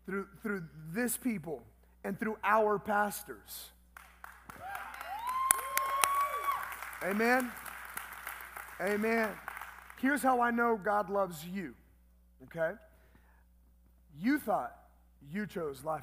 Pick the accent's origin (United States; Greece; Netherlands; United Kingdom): United States; Los Angeles, California; moved away as an adult; now in El Paso, United States; I was born and raised in Southeast Los Angeles